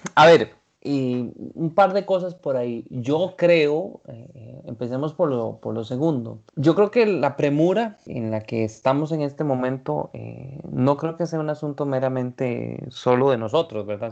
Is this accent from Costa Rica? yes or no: yes; Costa Rica; los ticos